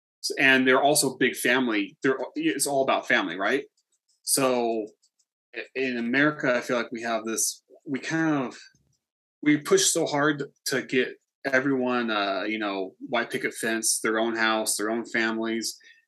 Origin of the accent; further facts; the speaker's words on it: Campo, California, United States; Marina. Yeah. So I grew up here. So pretty much outside of the city all the time. So for us, the city was El Cajon.